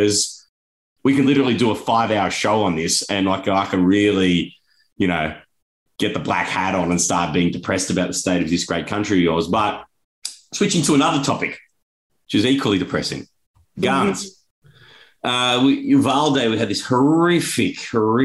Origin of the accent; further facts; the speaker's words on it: Australia; now in United States; as an Australian